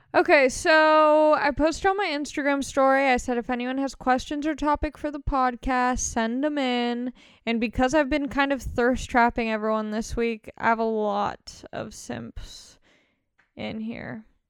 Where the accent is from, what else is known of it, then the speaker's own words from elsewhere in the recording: Long Beach, California, United States; I grew up in Long Beach represent Long Beach all day